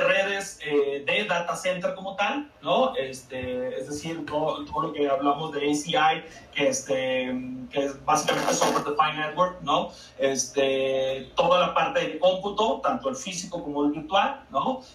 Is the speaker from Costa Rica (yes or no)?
no; Baja California Sur, Mexico; moved away as an adult; now in Mexico City, Mexico; soy, soy chollero, como se dice, como se dice allá el el gentilicio informal